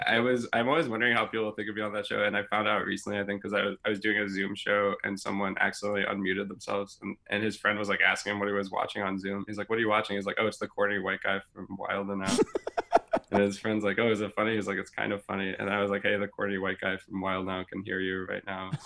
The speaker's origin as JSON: {"language": "English", "town": "Louisville", "region": "Kentucky", "country": "United States", "tie": "born or raised there", "also_born_or_lived": "Wisconsin / Chicago", "moved": "yes", "said": "I grew up in Louisville, Kentucky"}